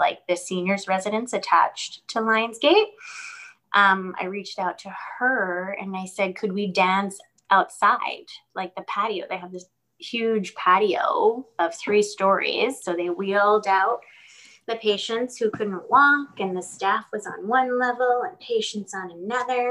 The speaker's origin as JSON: {"language": "English", "region": "New York", "country": "United States", "moved": "yes", "said": "I'm from New York originally"}